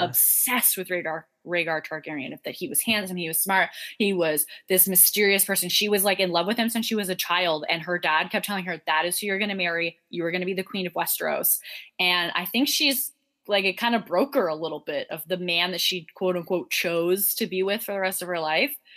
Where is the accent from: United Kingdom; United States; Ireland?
Ireland; as an Irish person